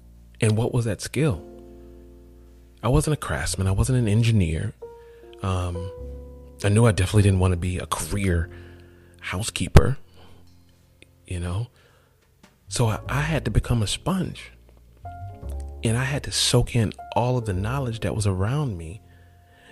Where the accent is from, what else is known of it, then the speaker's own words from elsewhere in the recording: College Park, Georgia, United States; I grew up in College Park, Georgia